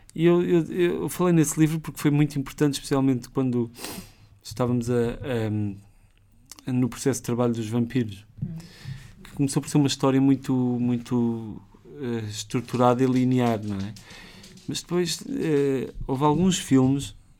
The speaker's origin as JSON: {"language": "Portuguese", "region": "Lisbon", "country": "Portugal", "tie": "born or raised there", "said": "eu cresci em Benfica e, e, aquela zona é assim meio estranha, para quem lá cresceu"}